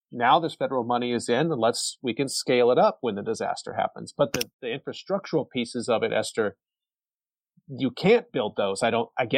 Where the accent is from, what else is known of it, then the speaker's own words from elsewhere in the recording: Texas, United States; people in Texas, my home state